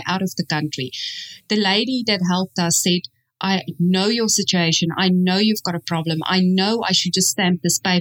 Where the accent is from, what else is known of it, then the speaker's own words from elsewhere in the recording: South Africa; moved away; where are you from? We go, South Africa